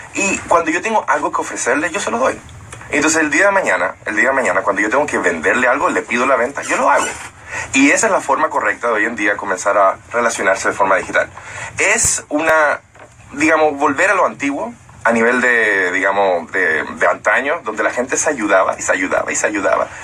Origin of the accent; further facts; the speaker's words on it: United States; now in Dominican Republic; yo nací en Estados Unidos